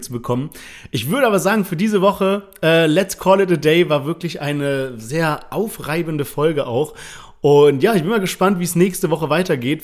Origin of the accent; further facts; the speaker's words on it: Germany; als Deutscher